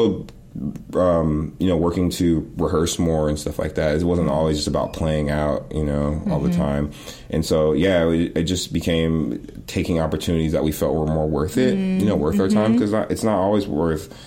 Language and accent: English; Oakland, California, United States; I'm from Oakland